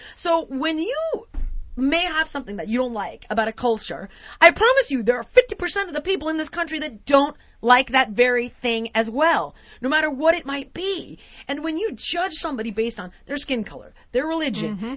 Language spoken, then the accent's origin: English; United States; Being American